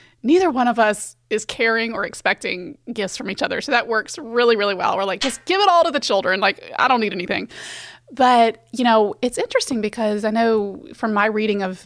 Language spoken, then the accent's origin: English; the South, United States; I grew up in the South